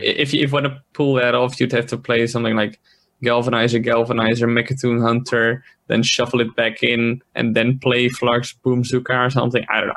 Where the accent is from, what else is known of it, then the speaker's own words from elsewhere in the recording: Netherlands; I'm from the Netherlands, it's like a quarter past eleven